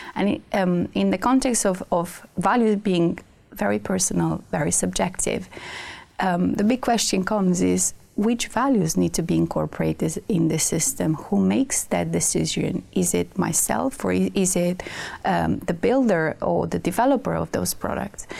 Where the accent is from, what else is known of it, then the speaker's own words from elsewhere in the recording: Romania; moved away; I come from Romania, and my mom is a math teacher